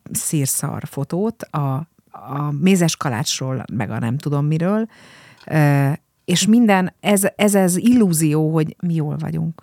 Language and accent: Hungarian; Budapest, Hungary; Én budafoki vagyok